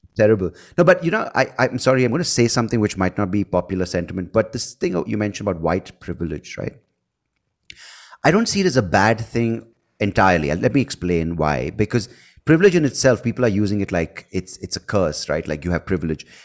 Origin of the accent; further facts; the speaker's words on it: India; also born or lived in United States; I speak as an Indian